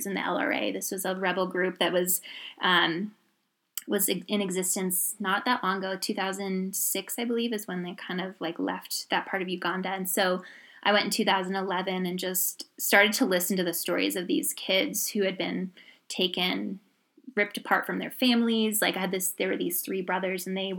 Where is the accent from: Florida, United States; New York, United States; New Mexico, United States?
New York, United States; moved away as an adult; also born or lived in Indiana; we didn't have money, so I grew up in New York